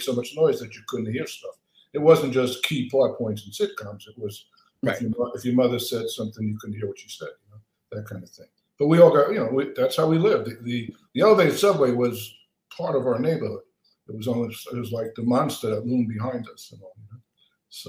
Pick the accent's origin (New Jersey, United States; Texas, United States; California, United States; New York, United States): New York, United States; New York City; moved away as an adult; also born or lived in Queens; now in Los Angeles, United States; I grew up in Brooklyn in a three-room walk-up.